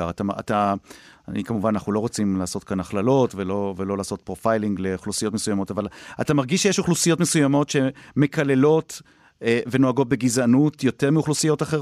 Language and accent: Hebrew; Jerusalem, Jerusalem District, Israel; אני מירושלים.